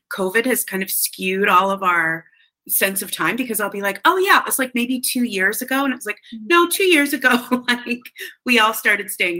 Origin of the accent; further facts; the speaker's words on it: Canada; I'm from Canada